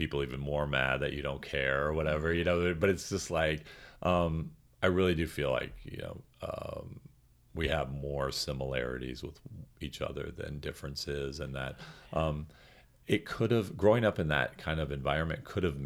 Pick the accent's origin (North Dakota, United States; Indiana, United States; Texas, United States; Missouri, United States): Missouri, United States; St. Charles; I did feel like I was treated a lot like a foreign exchange student growing up in St. Charles, Missouri